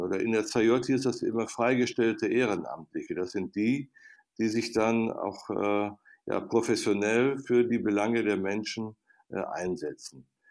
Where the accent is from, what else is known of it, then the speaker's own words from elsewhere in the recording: Viersen district, North Rhine-Westphalia, Germany; in meiner Heimat am Niederrhein im Kreis Viersen